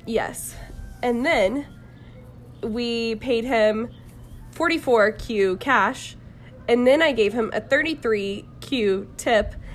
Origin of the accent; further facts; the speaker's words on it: Jacksonville, Florida, United States; I'm from Jacksonville, Florida